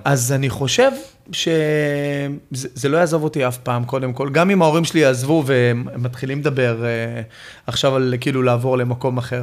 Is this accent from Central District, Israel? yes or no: yes; Ramla, Central District, Israel; born or raised there